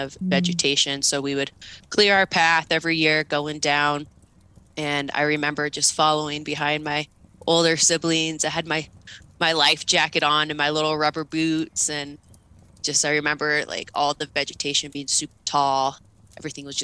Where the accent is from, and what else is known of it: Longview, Washington, United States; born or raised there